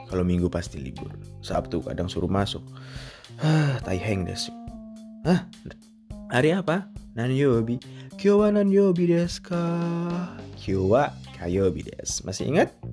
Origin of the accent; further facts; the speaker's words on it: Indonesia; Saya bukan orang Cina. Saya orang Indonesia.